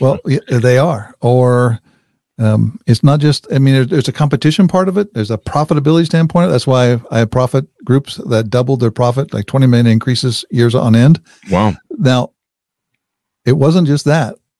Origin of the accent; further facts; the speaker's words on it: Wichita, Kansas, United States; I grew up in Wichita, Kansas.